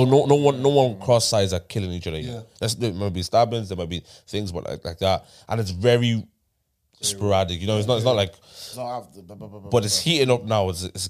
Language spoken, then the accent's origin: English; Dublin, Leinster, Ireland; I'm from Tyler.